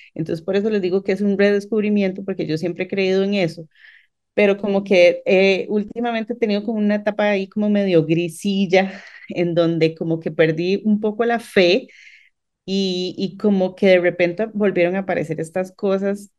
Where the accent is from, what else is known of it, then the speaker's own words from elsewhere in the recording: San Pedro, San José, Costa Rica; somos de San Pedro